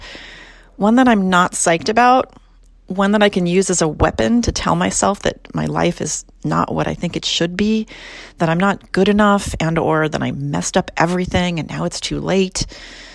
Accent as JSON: {"language": "English", "region": "California", "country": "United States", "said": "my home state of California"}